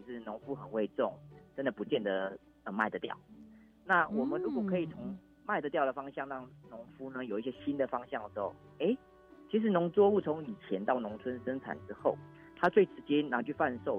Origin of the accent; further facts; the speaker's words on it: Yilan, Yilan County, Taiwan; 其实我父母是在宜兰火车站前面的南北馆市场长大的， {S0} 是 {S1} 啊，应该说这边做生意，我在这边长大。